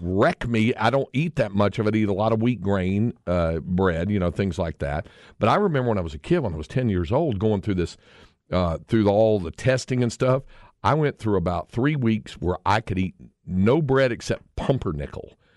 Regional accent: North Carolina, United States; moved away as an adult; now in Austin, United States; growing up in North Carolina

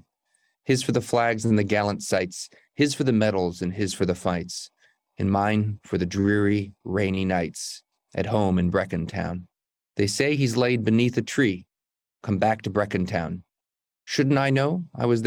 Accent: United States; Growing up in the United States

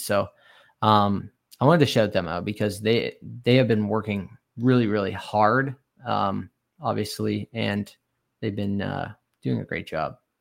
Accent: Canada; growing up in Canada here

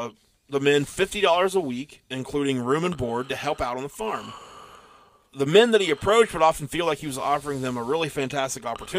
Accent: Missouri, United States; also born or lived in Arkansas; I don't know why I talk like this. I'm from Missouri and Arkansas.

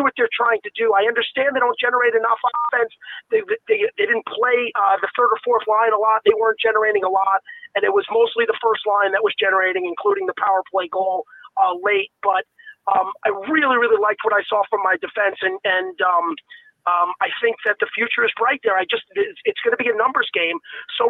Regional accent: New York, United States; moved away as an adult; also born or lived in Montreal (family); now in Minnesota, United States; I'm originally from New York. I worked for WFAN

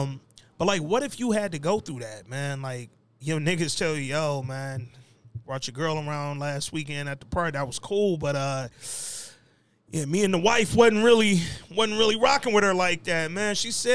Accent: Houston, Texas, United States; I'm from Houston, I know better barbecue than you LA, nigga.

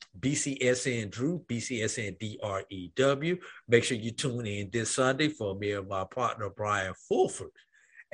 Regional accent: St. Louis, Missouri, United States; I am from St. Louis, Missouri

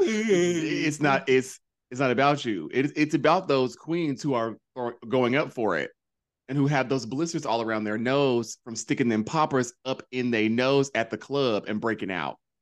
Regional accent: North Carolina, United States; moved away; growing up in North Carolina

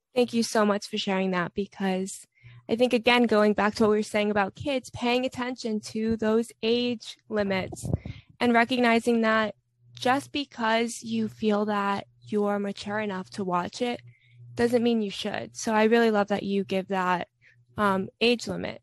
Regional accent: Florida, United States; I'm from Florida

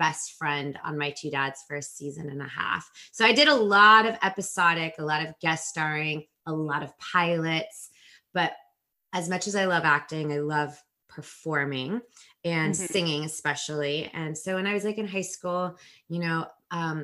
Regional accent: a suburb outside of Los Angeles, California, United States; I'm from Los Angeles. Well, a suburb outside of Los Angeles

